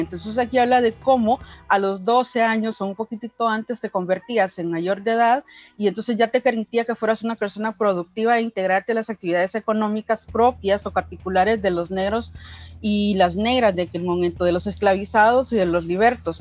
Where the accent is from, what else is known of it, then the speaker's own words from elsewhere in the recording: El Salvador; soy afro salvadoreña